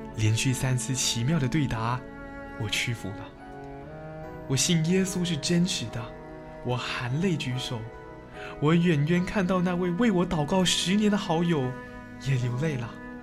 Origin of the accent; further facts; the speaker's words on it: Hong Kong; 我生于香港一个简单的家庭，父亲是个勤奋的司机，赚钱供养一家的需要